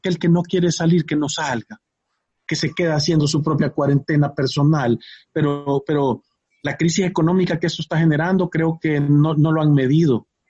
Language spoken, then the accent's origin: Spanish; El Salvador; como salvadoreños